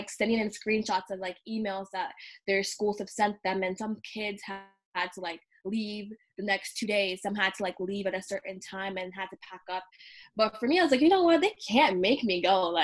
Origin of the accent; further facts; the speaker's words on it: Michigan, United States; I'm from Michigan